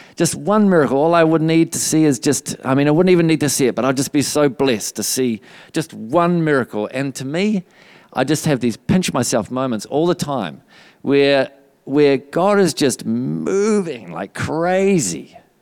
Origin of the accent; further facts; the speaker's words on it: New Zealand; also born or lived in Redding, California, United States; just before we moved back to New Zealand from Redding, California. We lived there for two years